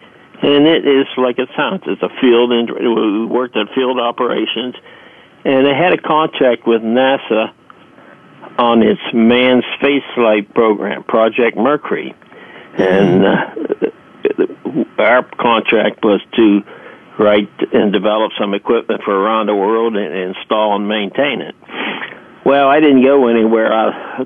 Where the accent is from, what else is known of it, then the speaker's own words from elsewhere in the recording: Pittsburgh, Pennsylvania, United States; moved away as an adult; I was born and raised in Pittsburgh, Pennsylvania